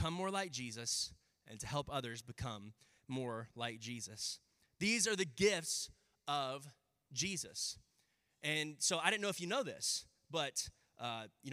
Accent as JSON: {"language": "English", "town": "Round Rock", "region": "Texas", "country": "United States", "tie": "born or raised there", "said": "I grew up in Round Rock."}